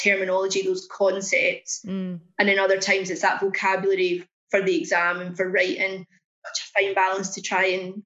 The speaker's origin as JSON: {"language": "English", "region": "Scotland", "country": "United Kingdom", "moved": "yes", "lives_now": "England", "said": "a Scottish person in England with a child growing up in Wolverhampton"}